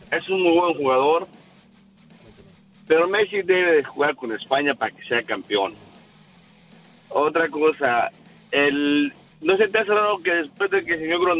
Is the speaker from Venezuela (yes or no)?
no; Mexico; yo soy mexicano